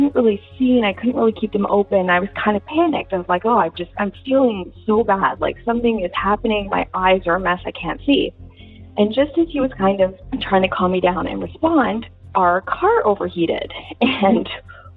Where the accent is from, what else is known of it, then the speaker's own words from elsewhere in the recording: Canada; also born or lived in Hollywood, California / Dallas, Texas; I'm from Canada